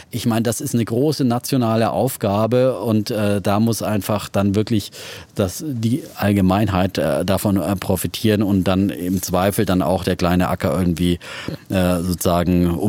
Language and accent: German; East Germany, Germany; ich komme aus dem Osten.